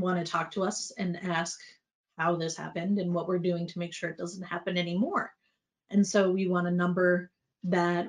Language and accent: English; United States; as an American CCO